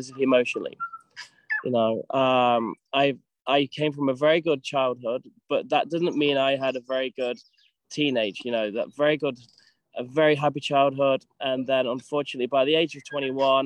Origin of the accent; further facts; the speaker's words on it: United Kingdom; moved away as an adult; I was from UK and I left 17 years ago